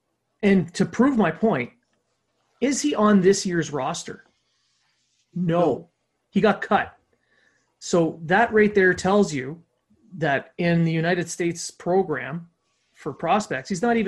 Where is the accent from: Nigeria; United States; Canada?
Canada; But as we're Canadian and we want Canada to win the tournament, I don't like this.